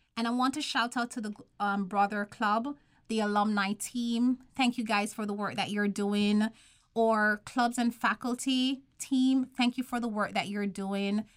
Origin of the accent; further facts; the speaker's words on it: Jamaica; moved away; I'm from Jamaica.